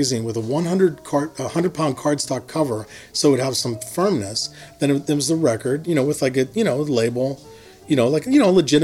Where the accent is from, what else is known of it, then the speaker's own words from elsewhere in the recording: Harmony, Pennsylvania, United States; moved away as an adult; also born or lived in Pittsburgh, Pennsylvania; now in Oakland, United States; I'm from Hermony, Pennsylvania. I lived there for the first 18 years of my life.